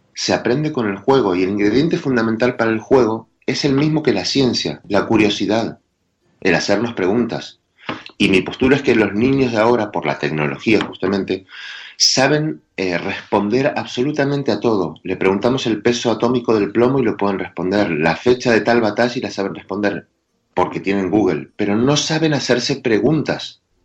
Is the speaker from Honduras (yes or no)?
no; Argentina; accent: Argentine; Los argentinos descendemos de los barcos